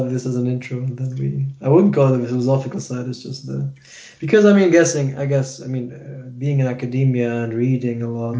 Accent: Kuwait City, Capital Governorate, Kuwait; born there; No, I wasn't born there. I was born in Kuwait.

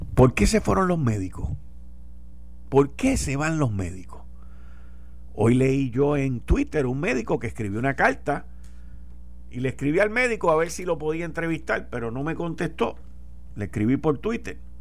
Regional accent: Puerto Rico; Nosotros somos parte de los Estados Unidos

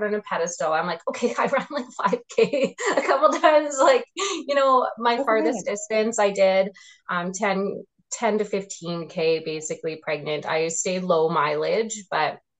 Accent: Regina, Saskatchewan, Canada; also born or lived in Calgary / Edmonton; When I came back from Calgary, I lived in Regina again

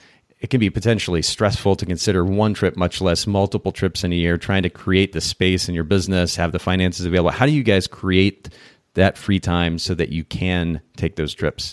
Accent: Japan; I grew up in Japan actually. So being in a different country also lent a different perspective

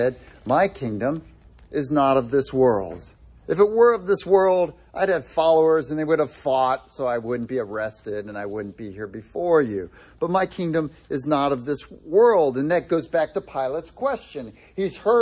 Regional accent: United States; especially as Americans

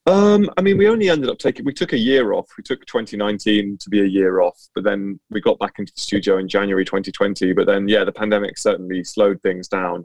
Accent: near Cambridge, East of England, United Kingdom; I grew up uh, it just just near Cambridge, so um, yeah, in the east of England.

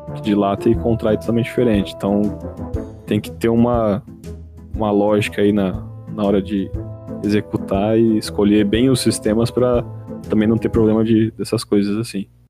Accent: Osasco, São Paulo, Brazil; quando eu era jovem, minha infância lá em Osasco

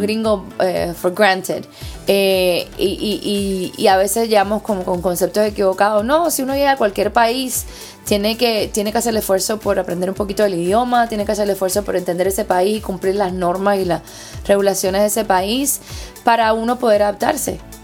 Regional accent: Cuba; now in United States; siendo cubana, latina

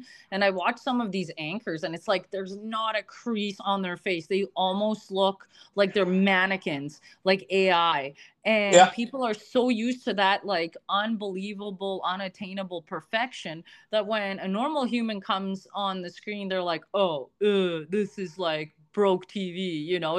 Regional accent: Canada; I'm Canadian.

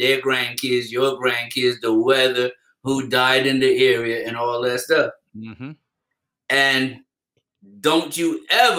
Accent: Barbados; growing up in Barbados

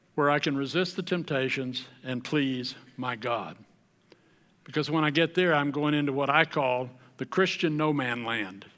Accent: the South, United States; I grew up in the South where if you were born in the South, you were a believer

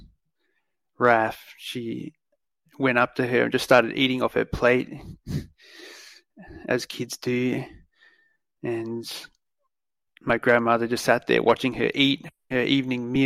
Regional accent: Australia; as an Australian guy growing up

